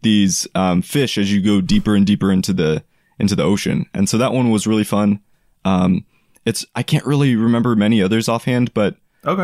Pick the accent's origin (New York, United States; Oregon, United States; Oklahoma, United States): Oregon, United States; I am from Oregon